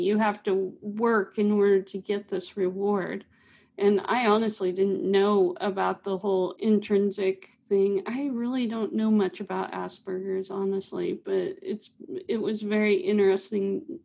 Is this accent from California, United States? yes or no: no; Pittsburg, Kansas, United States; also born or lived in Atlanta; now in Springfield, United States; I grew up in Pittsburgh, Kansas with Melissa